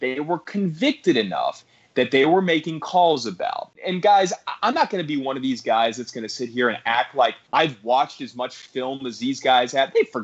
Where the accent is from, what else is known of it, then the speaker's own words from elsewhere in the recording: Louisiana, United States; moved away; also born or lived in Virginia; I was born in Louisiana before moving to Virginia